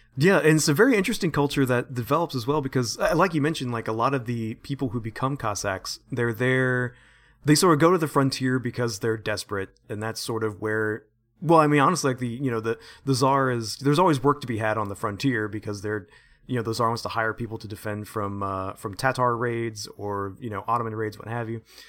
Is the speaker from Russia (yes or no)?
no; United States; I'm such an American